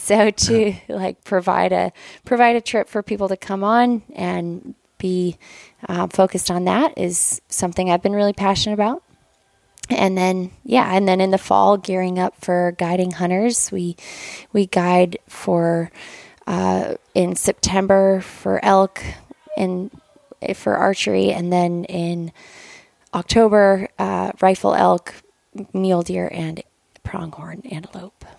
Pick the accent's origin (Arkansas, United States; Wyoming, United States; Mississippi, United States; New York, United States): Wyoming, United States; Lander; So I am from Lander, Wyoming, and I was born and raised there